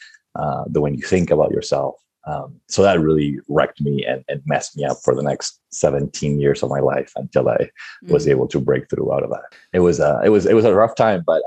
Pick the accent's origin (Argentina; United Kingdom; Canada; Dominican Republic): Argentina; moved away; I was born and raised in Argentina